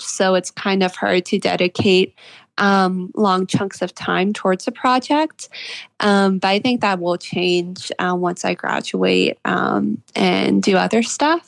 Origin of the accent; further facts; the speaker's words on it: Charleston, West Virginia, United States; that story is based off of a place in my hometown. I'm from Charleston, West Virginia.